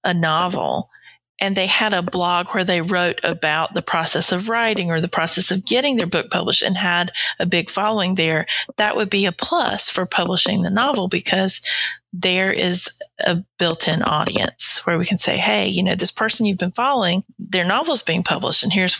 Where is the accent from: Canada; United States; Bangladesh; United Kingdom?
United States; the South, Southern United States; accent: Southern; my accent's pretty Southern.